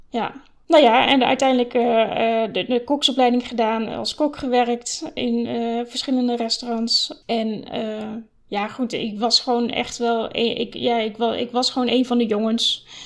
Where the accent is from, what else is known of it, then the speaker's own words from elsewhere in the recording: Flevoland, Netherlands; also born or lived in Oosterhout / Utrecht; ik ben geboren in Oosterhout, dat is vlakbij Breda. Toen ben ik vanaf mijn negende heb ik gewoond in Flevoland, op verschillende plekken, Lelystad en Almere.